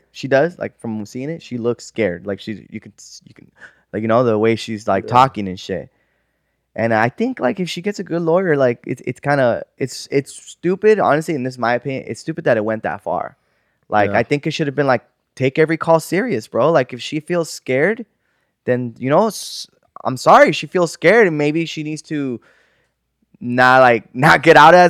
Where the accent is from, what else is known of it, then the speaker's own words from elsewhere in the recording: Sun Valley, United States; we grew up in Sun Valley, food, so we don't get scared easily.